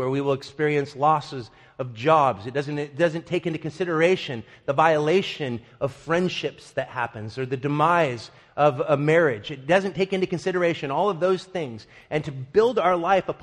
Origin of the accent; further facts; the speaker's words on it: United States; we as American Christians